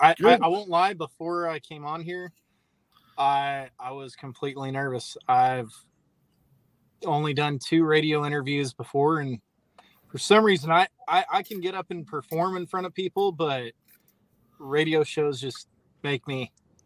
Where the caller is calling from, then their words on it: Corpus Christi, Texas, United States; Corpus Christi, Texas.